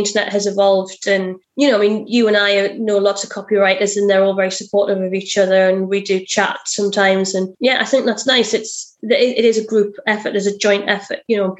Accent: United Kingdom; I'm very British.

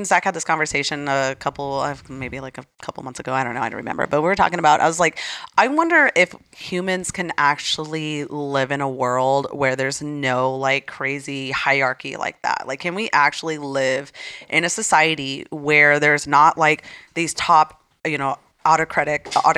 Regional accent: Arizona, United States; I cannot believe my home state is blue.

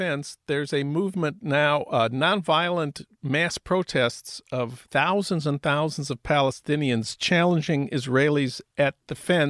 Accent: St. Paul, Minnesota, United States; my hometown of St. Paul.

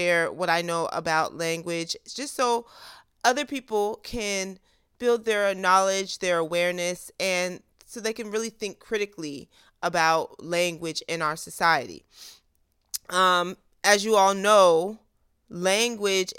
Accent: Virginia, United States; I'm from the DMV too, but I'm from Virginia.

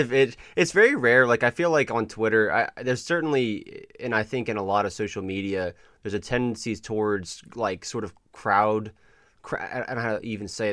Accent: the South, United States; we grew up in the South.

